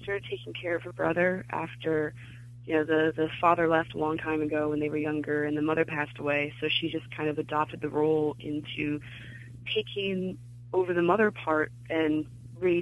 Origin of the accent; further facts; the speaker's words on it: Glendale, California, United States; moved away as an adult; also born or lived in Chicago; I grew up in Glendale in California